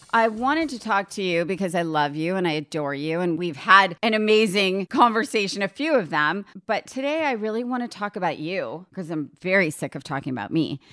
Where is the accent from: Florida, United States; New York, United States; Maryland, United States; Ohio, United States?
New York, United States; a suburb of New York City, United States; I grew up in a suburb of New York City, but I was thirty minutes from the city